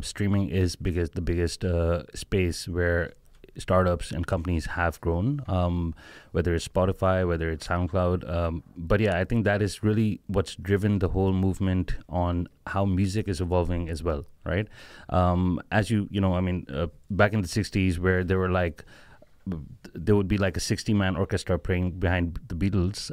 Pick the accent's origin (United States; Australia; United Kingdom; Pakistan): Pakistan; originally we are all from Pakistan